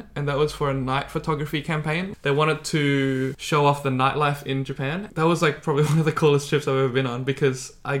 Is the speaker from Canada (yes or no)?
no; Indonesia; I'm from Indonesia